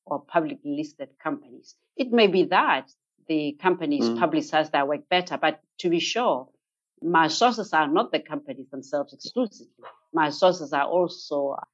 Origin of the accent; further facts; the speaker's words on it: Botswana; here in my home country, Botswana.